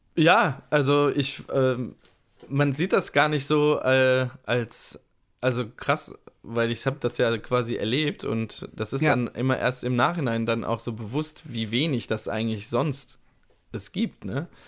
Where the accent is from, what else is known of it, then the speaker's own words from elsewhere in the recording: Ludwigshafen, Rhineland-Palatinate, Germany; nach Ludwigshafen zurück an, mhm. äh, an die Musikschule gewechselt, also das heißt zurück äh, in meinen Geburtsort